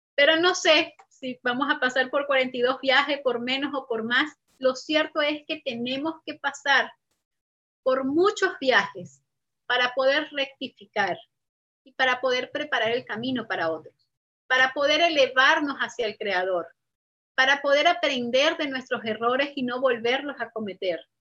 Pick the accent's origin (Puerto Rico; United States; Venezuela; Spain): Venezuela; moved away as an adult; desde que tuve que salir de Venezuela